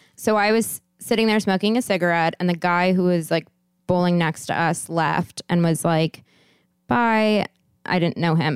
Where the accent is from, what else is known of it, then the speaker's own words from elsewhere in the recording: Santa Monica, California, United States; I'm from L